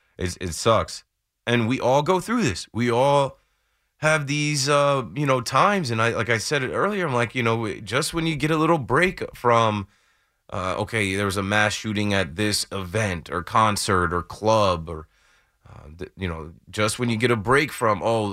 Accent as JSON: {"language": "English", "region": "New Jersey", "country": "United States", "tie": "born or raised there", "said": "Obviously, I grew up in Jersey and coming to New York my entire life."}